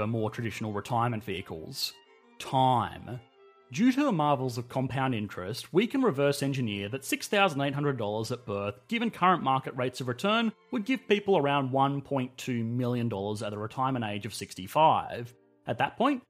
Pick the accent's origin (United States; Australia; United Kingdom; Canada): Australia; I am Australian, and multi-generational housing is quite rare here